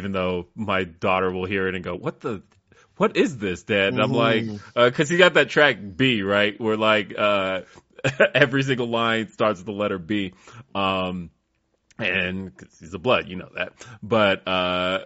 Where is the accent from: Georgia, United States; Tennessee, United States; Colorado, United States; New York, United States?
Colorado, United States; Denver; also born or lived in California; being from Denver, we didn't have a hip hop scene